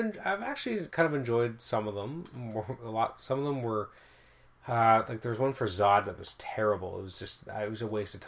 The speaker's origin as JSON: {"language": "English", "country": "Canada", "said": "I'm Canadian"}